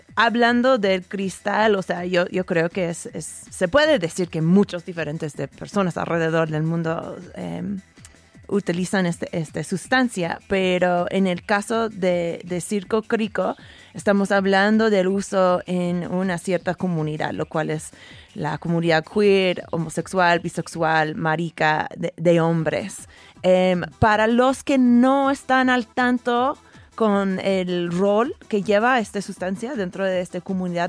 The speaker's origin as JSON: {"language": "Spanish", "region": "Oregon", "country": "United States", "tie": "born or raised there", "said": "yo pasé mi adolescencia en Oregón"}